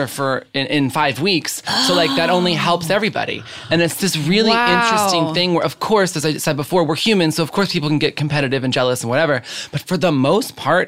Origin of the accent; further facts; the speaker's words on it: Chicago, Illinois, United States; moved away; also born or lived in Lake Zurich, Illinois; born and raised in Chicago